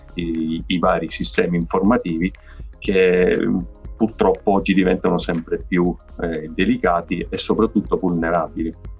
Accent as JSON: {"language": "Italian", "region": "Sicily", "country": "Italy", "said": "essendo siciliano purtroppo ho dovuto realizzare che la mia terra mi stava sempre più stretta"}